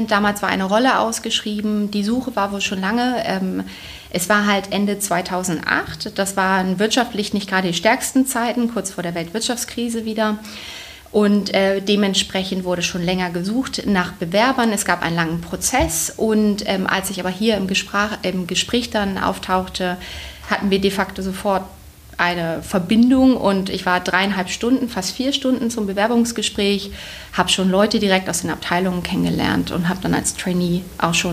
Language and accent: German; Bremen, Germany; also ursprünglich bin ich Bremerin, deswegen hat man das zum gewissen Teil schon im Blut